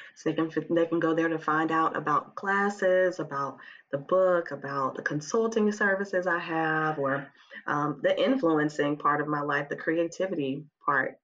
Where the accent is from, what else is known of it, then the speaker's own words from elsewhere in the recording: Huntsville, Alabama, United States; moved away as an adult; also born or lived in Memphis; I'm originally from Huntsville